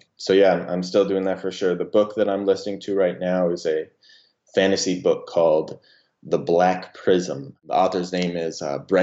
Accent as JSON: {"language": "English", "town": "Spokane", "region": "Washington", "country": "United States", "tie": "born or raised there", "said": "my hometown of Spokane, Washington"}